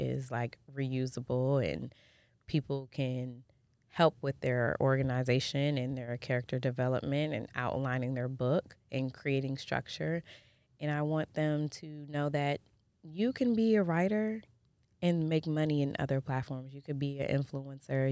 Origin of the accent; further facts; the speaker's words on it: Jamaica; I'm Jamaican